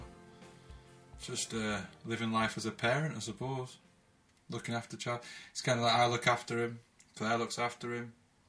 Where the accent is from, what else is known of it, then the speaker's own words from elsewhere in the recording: Rochdale, North West England, United Kingdom; also born or lived in Oldham; I was born in Rochdale because my mum worked at Oldham Hospital.